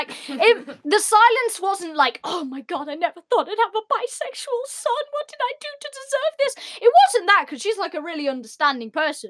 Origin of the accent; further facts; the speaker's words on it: United Kingdom; Even though we're British.